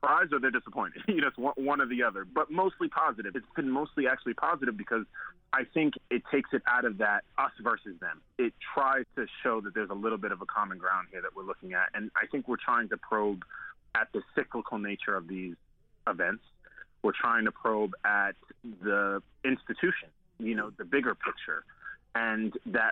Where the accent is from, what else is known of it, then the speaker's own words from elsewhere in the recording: New York City, New York, United States; a friend of mine, who we grew up together in Staten Island